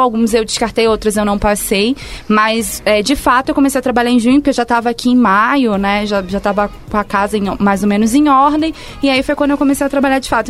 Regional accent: Rio de Janeiro, Brazil; accent: carioca; moved away as an adult; now in São Paulo, Brazil; eu sou do Rio de Janeiro, carioca. Acho que o pessoal já deve ter percebido pelo sotaque arrastado

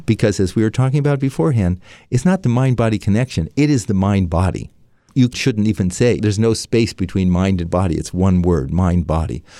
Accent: San Francisco, California, United States; also born or lived in Washington, D.C.; My father was a doctor with a V A in San Francisco, so I grew up in San Francisco

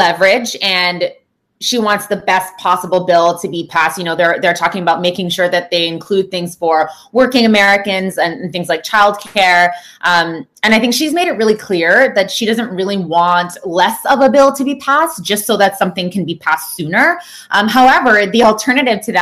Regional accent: Canada; I'm from Canada

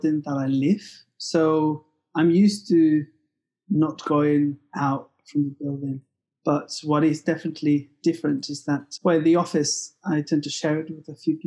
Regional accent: Mexico; now in Manchester, United Kingdom; I'm from Mexico, but I'm from Clevision. I'm based in Manchester, England

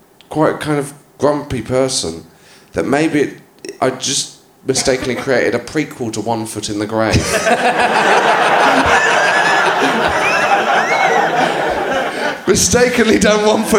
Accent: Haytor Vale, South West England, United Kingdom; I was from a village called Haytor Vale, which I wouldn't expect you to know, on Dartmoor

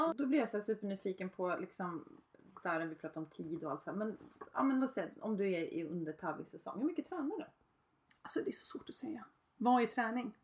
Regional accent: Öregrund, Uppsala County, Sweden; jag kom ut ifrån Öregrund

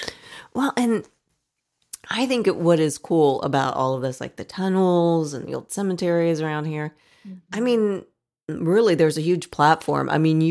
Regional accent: Dayton, Ohio, United States; I grew up in Dayton.

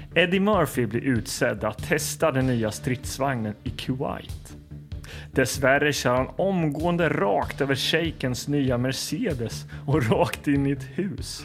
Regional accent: Linköping, Östergötland, Sweden; Hallgatan där jag växte upp

